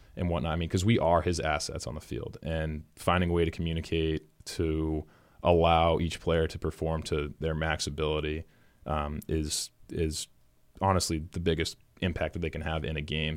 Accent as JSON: {"language": "English", "town": "Lexington", "region": "Massachusetts", "country": "United States", "tie": "born or raised there", "said": "born and raised in Lexington, Boston College grad"}